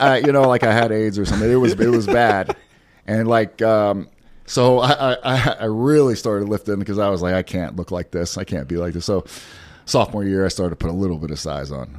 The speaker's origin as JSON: {"language": "English", "town": "Pasadena", "region": "Texas", "country": "United States", "moved": "yes", "said": "I am from Pasadena, Stinkadena."}